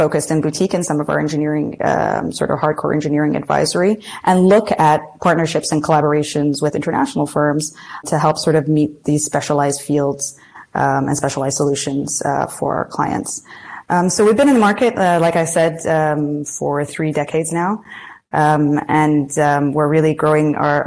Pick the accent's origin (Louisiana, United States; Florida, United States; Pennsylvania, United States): Florida, United States; Gainesville; moved away; also born or lived in Muscat, Oman / Washington, D.C.; So I was actually born and raised in the U.S. For my formative, or most of my formative years, at least. So I actually lived in Gainesville, Florida.